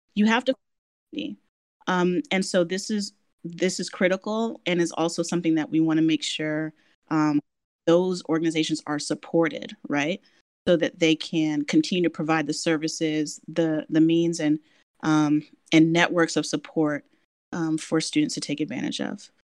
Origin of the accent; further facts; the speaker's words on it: Washington, District of Columbia, United States; moved away as an adult; I, am born and raised in Washington D.C.